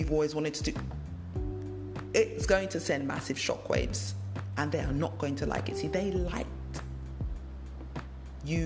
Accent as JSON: {"language": "English", "region": "London", "country": "United Kingdom", "tie": "born or raised there", "moved": "as an adult", "said": "I moved away from the country I was born and bred. I grew up in London."}